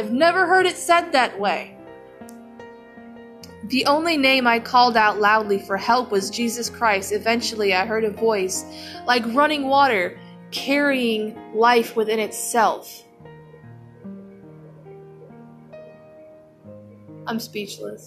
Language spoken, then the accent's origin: English; United States; I'm an American